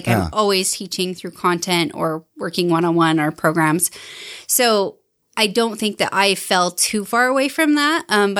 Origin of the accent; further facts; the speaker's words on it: Salt Lake City, Utah, United States; also born or lived in Holladay; I grew up in Salt Lake City. Well, mostly Holiday area, Mill Creek Holiday area. I went to, you know, the schools in Mill Creek and Holiday.